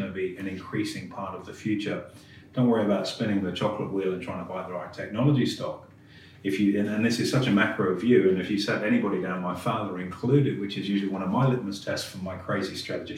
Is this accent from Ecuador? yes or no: no; England, United Kingdom; being English